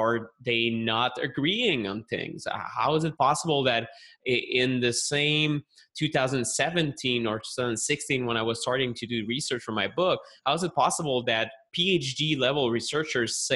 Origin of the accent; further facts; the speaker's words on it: Montreal, Quebec, Canada; accent: French Canadian; English is a second language; I'm a health journalist from Montreal, Canada. You can maybe tell that from the accent, although most people think I'm French from France, but that's different. It's a French Canadian from Quebec.